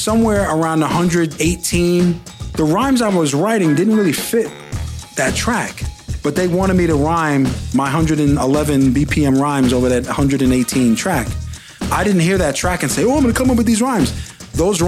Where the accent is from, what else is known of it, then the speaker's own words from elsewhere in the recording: New York, United States; moved away as an adult; also born or lived in United Kingdom / Los Angeles, California; If anybody asks me, yeah, I'm from New York. I learned how to rhyme in New York